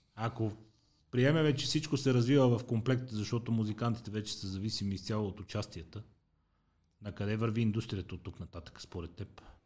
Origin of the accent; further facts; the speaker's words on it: Sofia, Sofia City, Bulgaria; аз съм израснал в Иван Вазов и после се преместихме в дружба.